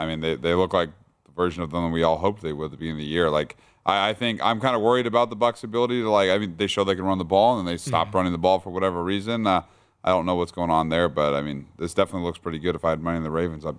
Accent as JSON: {"language": "English", "region": "Kansas", "country": "United States", "said": "I am from Kansas, but I am not a Chiefs fan."}